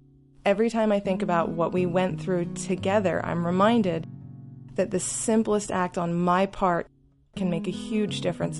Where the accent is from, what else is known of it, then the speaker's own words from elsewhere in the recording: Lancaster, Pennsylvania, United States; I'm from Lancaster, Pennsylvania.